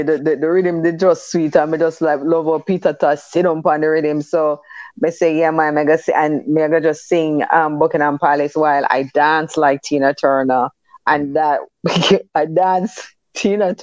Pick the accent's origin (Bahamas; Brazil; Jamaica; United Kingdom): Jamaica; also born or lived in Kingston, Jamaica / Above Rocks, Jamaica; I grew up in Kingston, Jamaica, and Above Rocks. my first 9 years was Kingston, and then the rest of it was Above Rocks